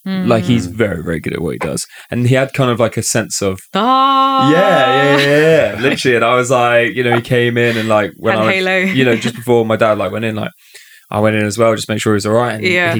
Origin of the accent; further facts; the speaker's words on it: Wales, United Kingdom; I'm actually Welsh, so like, you know, we're just going down the coal mines right down.